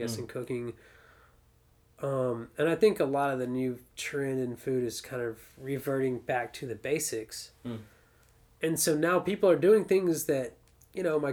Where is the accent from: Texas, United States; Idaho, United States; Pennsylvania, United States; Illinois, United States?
Texas, United States; Austin; moved away as an adult; now in St. Louis, United States; I come from Austin, Texas.